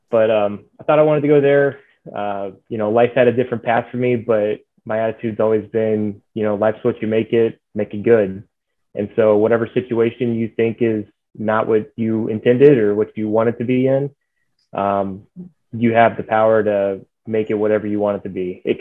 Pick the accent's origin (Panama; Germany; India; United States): United States; Dallas, Texas; also born or lived in Denton, Texas; I live in Texas. I grew up in Texas, um, born in the Dallas area, and um, born here. Grew up through school, through high school, and um, went to undergrad at the University of North Texas, up in Denton